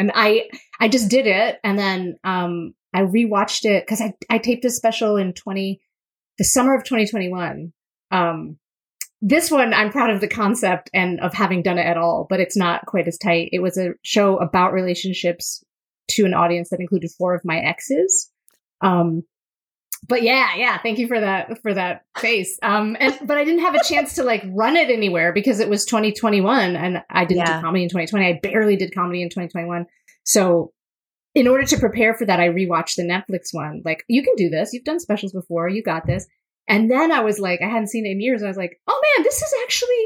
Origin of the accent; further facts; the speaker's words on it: Endicott, New York, United States; now in New York City, United States; I grew up in upstate New York, a tiny town called Endicott, New York.